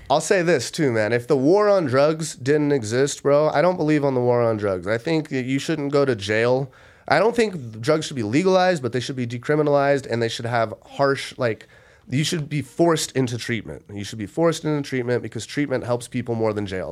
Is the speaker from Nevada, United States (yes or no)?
yes; Las Vegas, Nevada, United States; I'm born and raised in Las Vegas